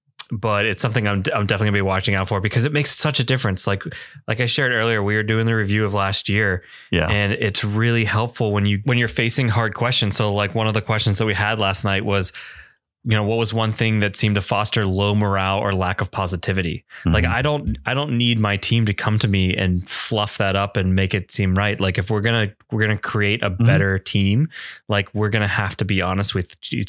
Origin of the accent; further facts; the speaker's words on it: New Jersey, United States; I'm from New Jersey